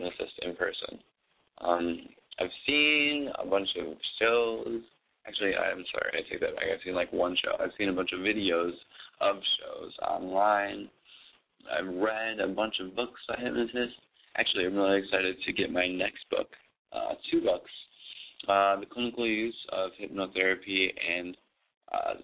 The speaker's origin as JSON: {"language": "English", "town": "Buffalo", "region": "New York", "country": "United States", "tie": "born or raised there", "moved": "yes", "lives_now": "New York City, United States", "said": "I was born in Buffalo"}